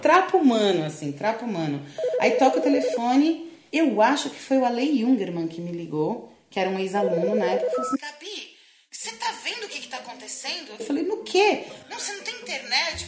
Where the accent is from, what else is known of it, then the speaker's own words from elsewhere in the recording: Brazil; eu sou brasileira